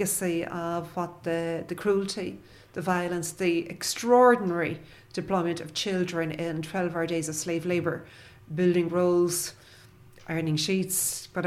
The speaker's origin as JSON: {"language": "English", "town": "Dungarvan", "region": "Munster", "country": "Ireland", "tie": "born or raised there", "said": "my first years were in Dungarvan Head"}